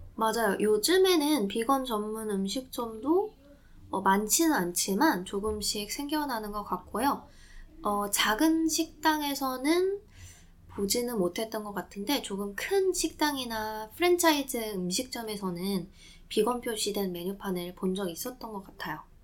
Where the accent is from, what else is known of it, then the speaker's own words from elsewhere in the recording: Jeju, South Korea; now in London, United Kingdom; 제가 고향이 제주도인데요.